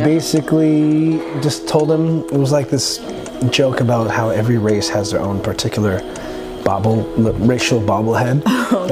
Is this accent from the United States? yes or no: no; Toronto, Ontario, Canada; I grew up in Scarborough mm -hmm. to a Seventh-day Adventist immigrant Filipino mother